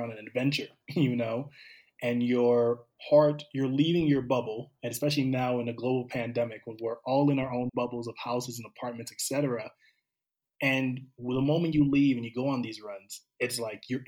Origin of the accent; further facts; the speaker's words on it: St. Paul, Minnesota, United States; also born or lived in Cameroon; I'm originally from Cameroon, but I grew up in the Twin Cities on the east side of St. Paul.